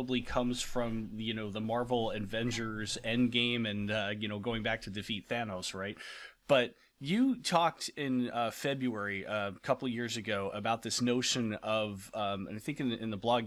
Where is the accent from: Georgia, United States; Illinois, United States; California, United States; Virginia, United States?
California, United States; Being a Californian